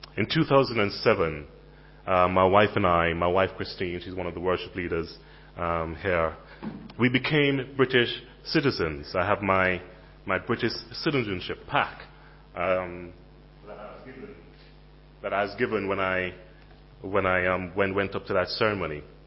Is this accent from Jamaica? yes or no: yes; Jamaica; moved away as an adult; also born or lived in Caribbean; now in United Kingdom; I was a Jamaican in London